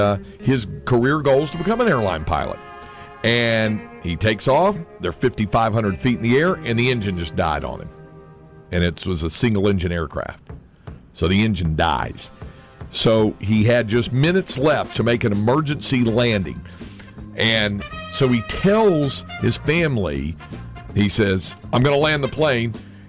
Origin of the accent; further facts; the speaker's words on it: North Carolina, United States; So Piedmont used to be a full-fledged airline where I was growing up in North Carolina, but now it's just a regional jet service thing.